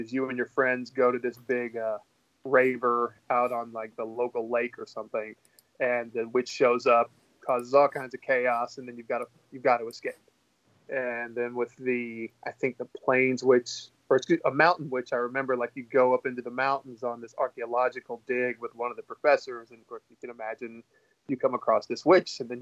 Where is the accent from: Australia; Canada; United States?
United States; the Bible Belt, the South; now in Clarksville, United States; I grew up in the Bible Belt